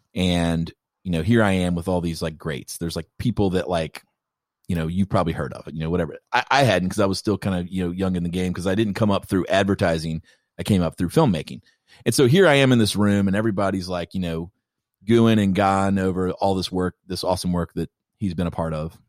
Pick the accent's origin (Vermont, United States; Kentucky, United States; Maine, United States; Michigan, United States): Kentucky, United States; I'm from Kentucky